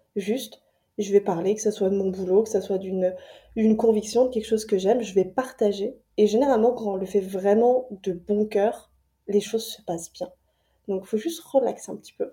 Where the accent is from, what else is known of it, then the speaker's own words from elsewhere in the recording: France; moved away as an adult; now in Montreal, Canada; moi je suis française expatriée à, Montréal depuis, euh, depuis 2020